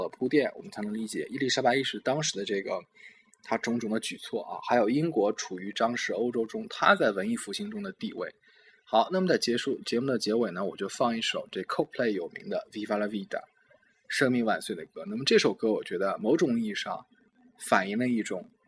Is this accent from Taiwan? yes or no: no; China; 我们中国人